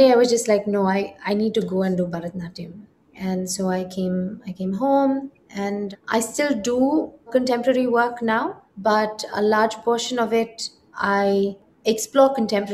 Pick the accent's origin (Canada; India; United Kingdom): India; I am inherently an Indian and I grew up in India